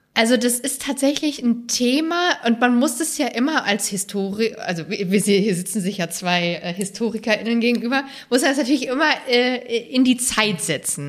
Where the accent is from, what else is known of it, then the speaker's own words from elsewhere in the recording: Rhein-Main area, suburb of Frankfurt am Main, Hesse, Germany; also born or lived in Halle an der Saale; in diesem speziellen Teil von Hessen, wo ich groß geworden bin, im Rhein-Main-Gebiet, in einem Vorort von Frankfurt am Main